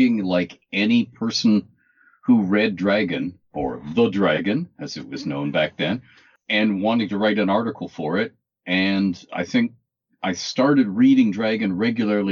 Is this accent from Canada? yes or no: yes; Canada; I'm 60 years old. I'm Canadian, male.